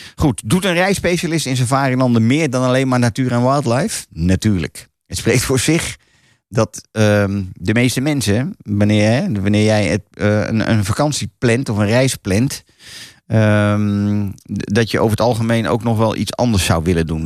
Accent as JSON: {"language": "Dutch", "country": "Netherlands", "said": "wij als Hollanders"}